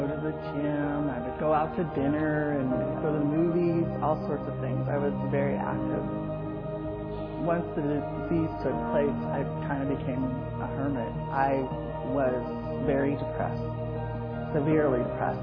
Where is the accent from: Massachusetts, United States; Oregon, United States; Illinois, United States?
Oregon, United States; Salem; now in Corvallis, United States; I was born in Salem, Oregon, and I'm currently living in Corvallis, Oregon.